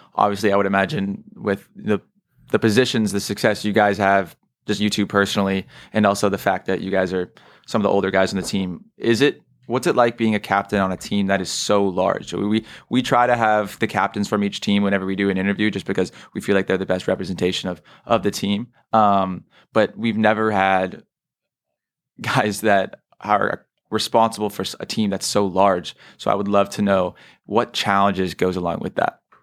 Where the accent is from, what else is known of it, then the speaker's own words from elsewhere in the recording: San Mateo, California, United States; I'm from San Mateo, which is like two towns over